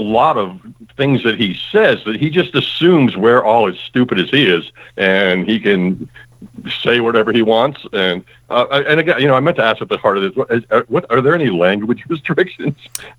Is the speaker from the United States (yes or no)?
yes; Massachusetts, United States; also born or lived in Arizona; now in Maryland, United States; I grew up in Massachusetts, actually. So I kind of grew up on the East Coast